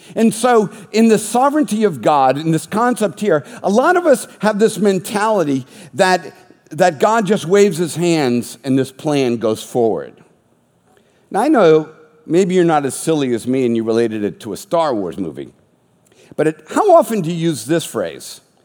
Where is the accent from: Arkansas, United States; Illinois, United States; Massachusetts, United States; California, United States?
Massachusetts, United States; Boston; I was raised Catholic in the Boston area